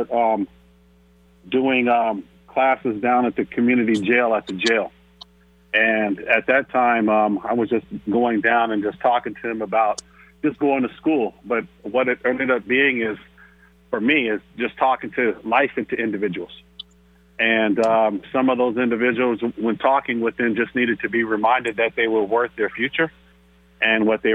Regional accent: Seattle, Washington, United States; I'm from the Central area. I went to Garfield High School, later to University of Washington

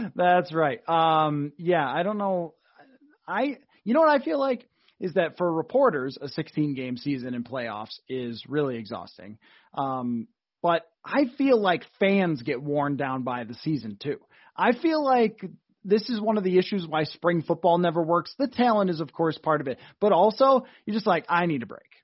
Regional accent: Buffalo, New York, United States; moved away; Well, so I grew up in Buffalo and moved here

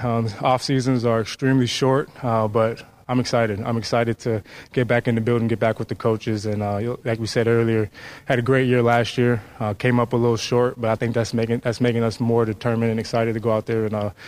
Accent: Minnesota, United States

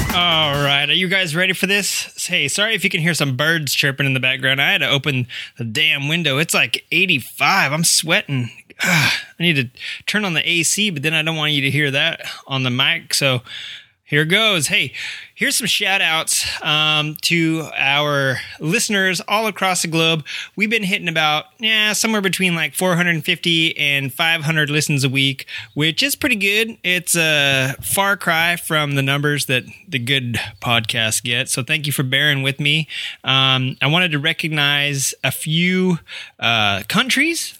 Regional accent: Arkansas, United States; moved away; I'm from Arkansas, Centerton

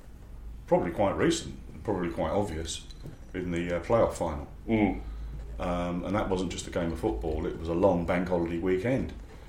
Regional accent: Harlow, East of England, United Kingdom; now in London, United Kingdom; growing up in Harlow, where you had everyone support a different London club.

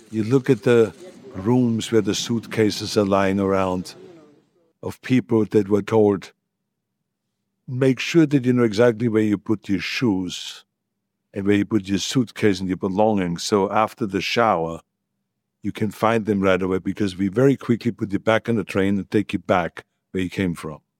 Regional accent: Austria; English is a second language; now in United States; None of it was ever spoken about when I grew up. There was no one that ever talked about the war. I learned everything about the history in America.

